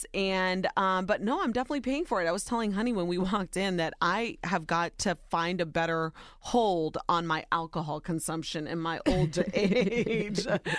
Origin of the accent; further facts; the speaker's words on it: Ohio, United States; Soy Nicaragüense, but I was born and raised in Ohio. I'm a wife, a mama, and a worker bee.